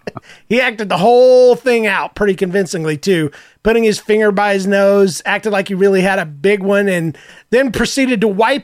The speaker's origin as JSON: {"language": "English", "region": "the South", "country": "United States", "said": "You know, I'm from the South ultimately, and even though I don't still have my accent"}